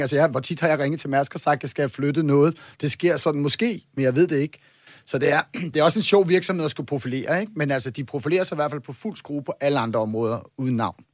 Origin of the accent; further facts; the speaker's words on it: Copenhagen, Capital Region of Denmark, Denmark; jeg er bare københavner